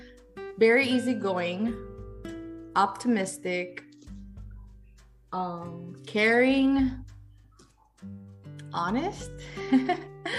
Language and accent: English; Miami, Florida, United States; also born or lived in Havana, Cuba; I was born in Cuba, in Havana, the capital. But I arrived here in Miami when I was 8 years old. So I've been, I guess, pretty much raised here in Miami